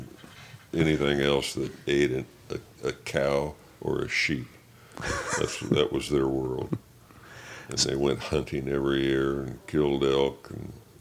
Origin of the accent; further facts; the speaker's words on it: Sacramento, California, United States; I've spent my youth growing up in Sacramento